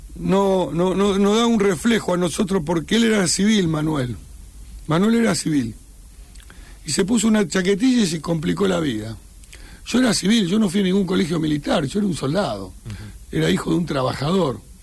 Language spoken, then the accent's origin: Spanish; Argentina